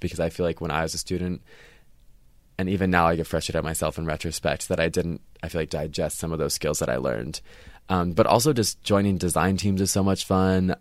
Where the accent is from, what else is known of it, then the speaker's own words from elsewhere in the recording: Cincinnati, Ohio, United States; moved away as an adult; now in Los Angeles, United States; I'm from Cincinnati, Ohio